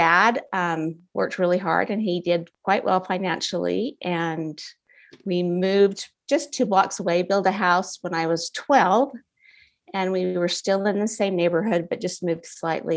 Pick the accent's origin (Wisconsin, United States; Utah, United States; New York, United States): Utah, United States; Holladay; I grew up in Holiday, Utah, and I had a great family